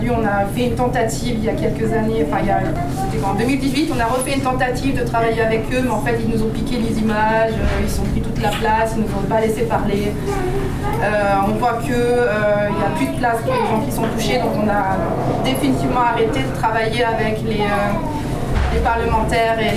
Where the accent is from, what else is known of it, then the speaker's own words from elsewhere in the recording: France; also born or lived in Wedding, Berlin, Germany; now in Berlin, Germany; je suis française